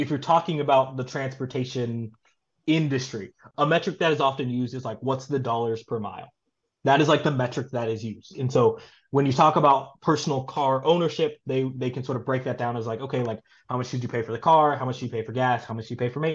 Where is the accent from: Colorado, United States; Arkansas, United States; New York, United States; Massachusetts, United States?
Arkansas, United States; Little Rock; moved away as an adult; also born or lived in Tulsa, Oklahoma / Pennsylvania / Florida; now in Oakland, United States; I grew up in Little Rock, Arkansas.